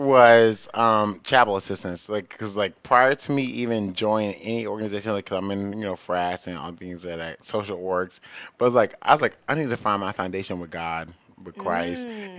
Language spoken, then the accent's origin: English; Morristown, New Jersey, United States; Morristown, New Jersey